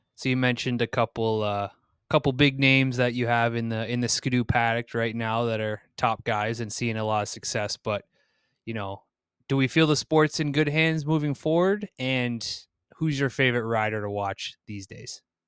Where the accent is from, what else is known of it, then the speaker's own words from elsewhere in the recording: East Coast of the United States, United States; I grew up on the East Coast of the, of the United States